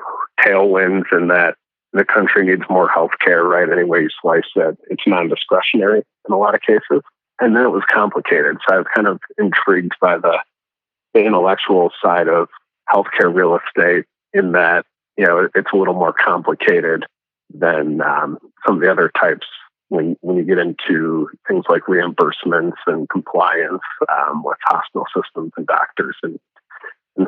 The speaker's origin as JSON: {"language": "English", "town": "Chicago", "region": "Illinois", "country": "United States", "tie": "born or raised there", "said": "I grew up in Chicago"}